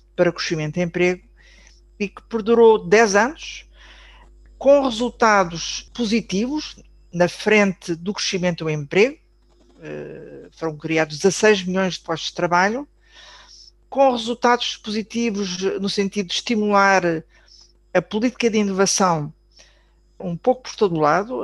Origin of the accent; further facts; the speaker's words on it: Portugal; como portugueses